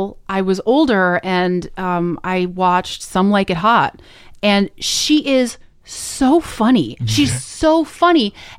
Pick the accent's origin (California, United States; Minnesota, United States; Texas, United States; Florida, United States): Minnesota, United States; I mean, you know, growing up in Minnesota, like there was the Mall of America, Wisconsin, right?